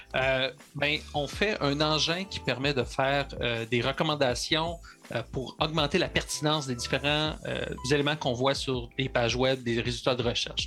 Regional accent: Sherbrooke, Quebec, Canada; Je suis natif de Sherbrooke

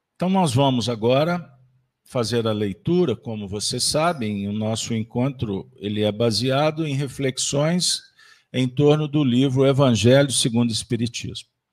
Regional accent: Minas Gerais, Brazil; como um bom mineiro

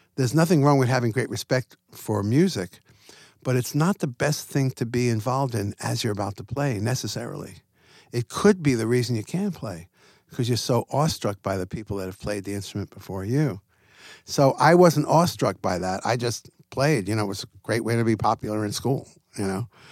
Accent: Long Island, New York, United States; I grew up in Long Island, New York

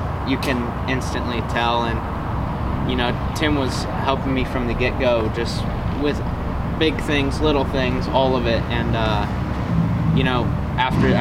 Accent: San Diego, California, United States; moved away; Born and raised in San Diego. Lived in California my whole life

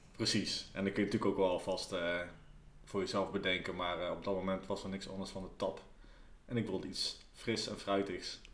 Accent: Nijmegen, Gelderland, Netherlands; als Nijmegenaar

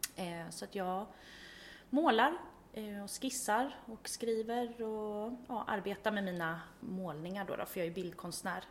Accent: Vaxholm, Stockholm County, Sweden; moved away as an adult; also born or lived in Ljungdalen, Härjedalen, Jämtland; jag är uppväxt i Vaxholm då, en skärgårdsstad, så att jag är uppväxt i en liten stad

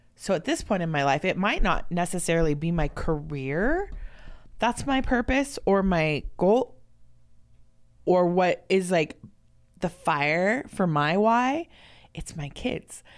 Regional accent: Los Angeles, California, United States; I grew up in Los Angeles

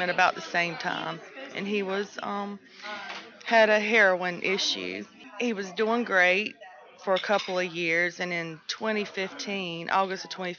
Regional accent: Nash County, North Carolina, United States; A lot of stigma in my county. I'm from Nash County.

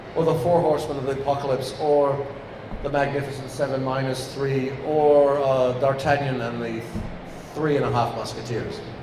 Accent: England, United Kingdom; moved away; I'm English

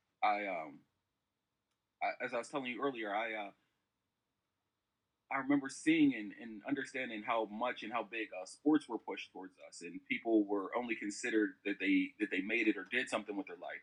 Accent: Braddock, Pennsylvania, United States; moved away as an adult; also born or lived in Morgantown, West Virginia / Indiana, Pennsylvania / Syracuse, New York / St. Louis; now in Philadelphia, United States; I'm a kid from Braddock. That's on the east side of Pittsburgh. I went to Woodland Hills High School.

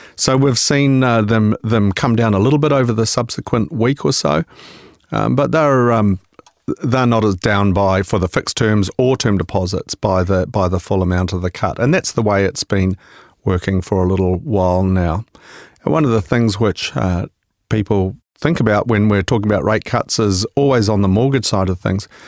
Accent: New Zealand

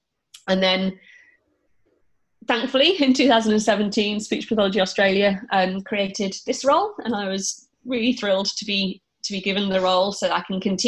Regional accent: United Kingdom; I trained in the UK. I think my accent probably gives it away.

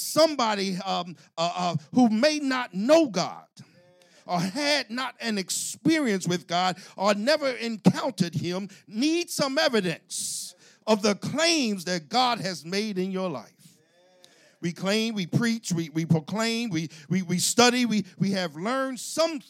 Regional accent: Philadelphia, Pennsylvania, United States; accent: South Philly; I'm from South Philly

